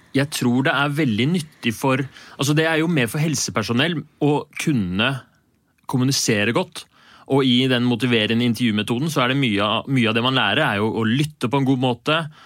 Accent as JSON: {"language": "Norwegian", "region": "Oslo", "country": "Norway", "tie": "born or raised there", "said": "jeg er fra Bjølsen i Oslo"}